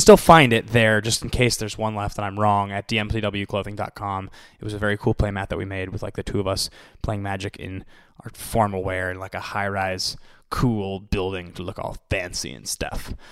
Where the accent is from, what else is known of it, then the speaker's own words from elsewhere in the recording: Seattle, Washington, United States; I'm from there